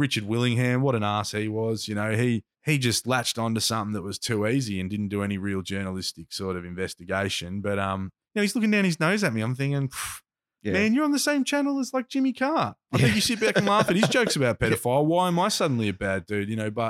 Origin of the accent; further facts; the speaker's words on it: Box Hill, Victoria, Australia; I congregated with dudes I grew up with in Box Hill who listen to hip hop